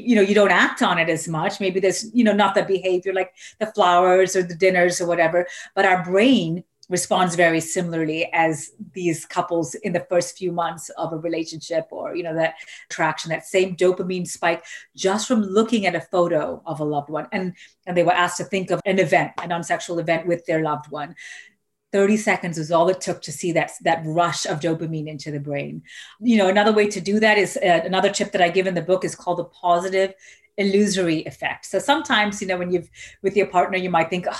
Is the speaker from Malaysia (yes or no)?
yes; Malaysia; moved away; I grew up in Malaysia